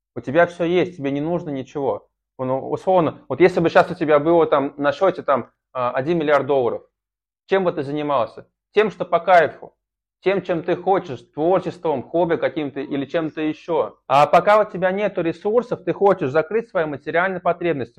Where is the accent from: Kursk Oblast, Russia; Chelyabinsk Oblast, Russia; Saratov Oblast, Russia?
Saratov Oblast, Russia; Saratov; also born or lived in Engels; я сначала жил в Саратове, в заводском районе, это считается криминальным районом, а потом я переехал из Саратова в Эндельс на мясокомбинат